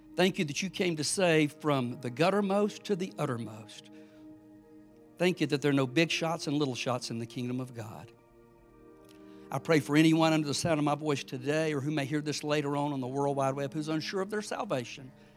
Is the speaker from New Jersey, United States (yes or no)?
no; South Georgia, United States; I'm a nobody from South Georgia